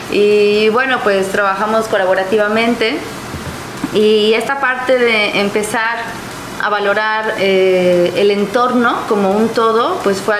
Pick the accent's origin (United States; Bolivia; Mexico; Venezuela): Mexico; Veracruz; ¿De dónde eres, …? Soy de Veracruz.